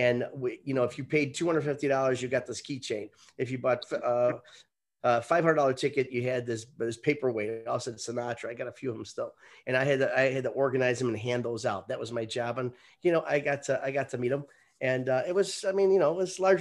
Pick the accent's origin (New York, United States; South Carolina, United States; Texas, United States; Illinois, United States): Illinois, United States; Chicago; I'm from Taylor Street